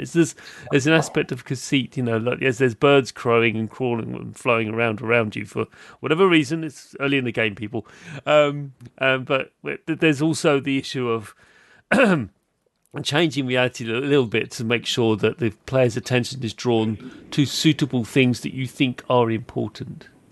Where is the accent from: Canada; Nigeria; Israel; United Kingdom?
United Kingdom; as a British person